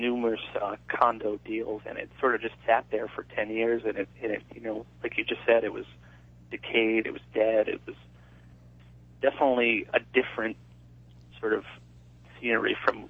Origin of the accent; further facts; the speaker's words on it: Rhode Island, United States; growing up in Rhode Island